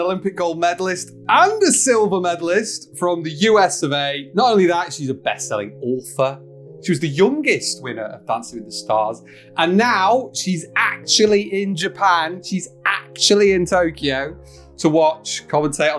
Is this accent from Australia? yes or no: no; United Kingdom; I am British